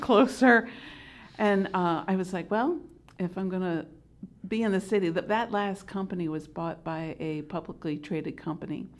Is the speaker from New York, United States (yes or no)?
no; Delaware, United States; also born or lived in Pennsylvania; I am from Delaware